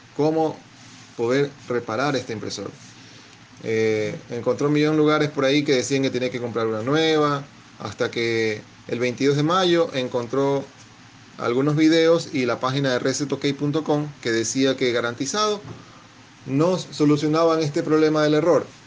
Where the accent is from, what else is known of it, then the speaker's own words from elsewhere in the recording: Guayaquil, Guayas, Ecuador; soy de Guayaquil, Ecuador